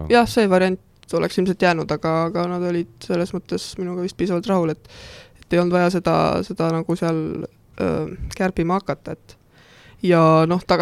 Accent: Kohila, Rapla County, Estonia; ma olen Kohilast pärit, aga ma ei ela Kohilas

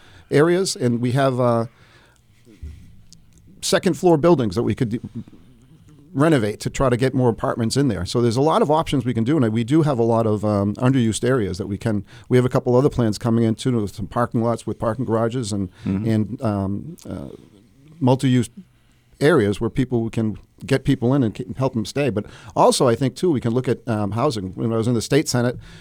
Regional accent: Manchester, New Hampshire, United States; I was born and raised in Manchester.

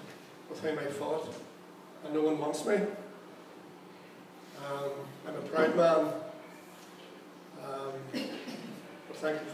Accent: Darfur, Sudan; I'm 26 years old. I'm from Darfur in southwest Sudan. My country is very rich.

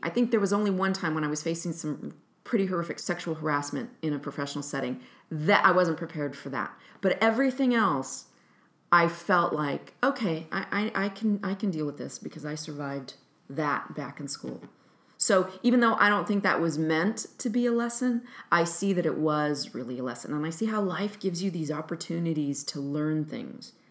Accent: Fresno, California, United States; moved away as an adult; now in Chicago, United States; I'm originally from Fresno, California, and I've been in Chicago since nineteen ninety-five

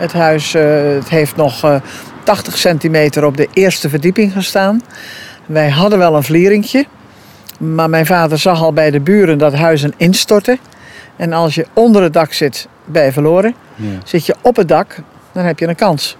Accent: Capelle, Zeeland, Netherlands; moved away as an adult; de boerderij waar ik geboren ben, waar ik de ramp dus heb meegemaakt

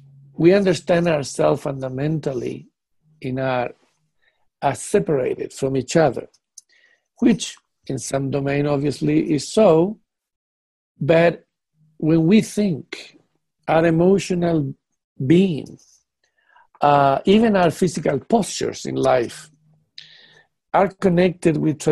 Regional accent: United Kingdom; now in Netherlands; You know, being a British man living in Netherlands, that Netherlands people do not think like British people.

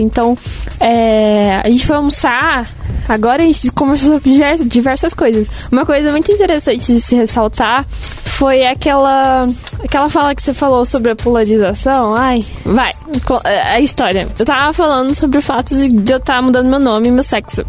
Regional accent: São Paulo, Brazil; Sou de São Paulo

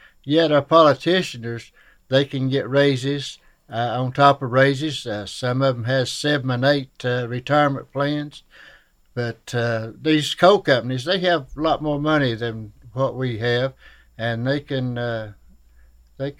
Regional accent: Shelby Gap, Kentucky, United States; I'm from Elkhorn Creek, down at Shelby Gap, Kentucky, and it's in Pike County.

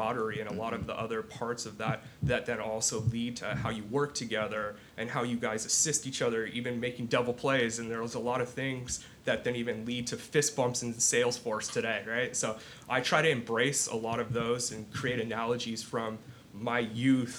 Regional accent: Southern California, United States; moved away; Born and raised in Southern California

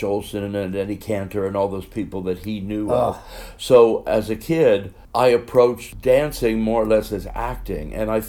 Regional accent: Cincinnati, Ohio, United States; I'm from Ohio, Cincinnati, Ohio

